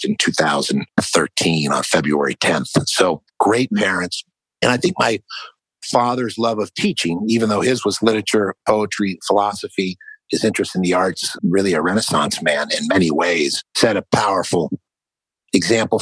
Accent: Marin County, Northern California, United States; also born or lived in San Francisco; I grew up in Northern California. I was born in San Francisco and grew up just north in Marin County

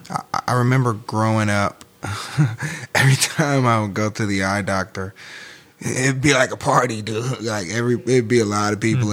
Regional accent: St. Louis, Missouri, United States; I'm from St. Louis.

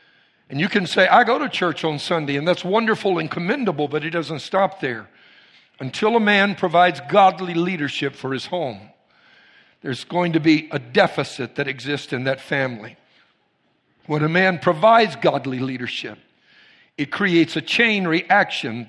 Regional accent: Cajun, Louisiana, United States; I'm Cajun

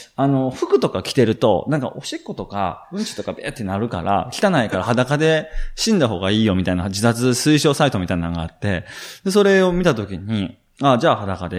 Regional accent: Shiga, Japan; 関西出身で滋賀県出身なんですけれども

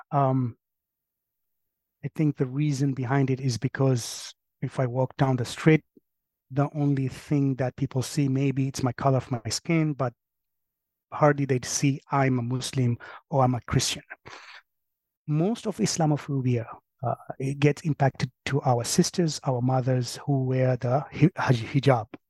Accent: Kenya; now in Colchester, United States; I'm from Kenya.

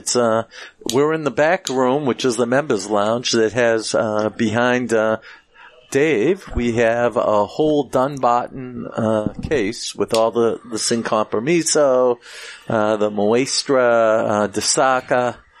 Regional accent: Rochester, United States; I was born up here, but in recent years, I've been spending a lot of time on the road.

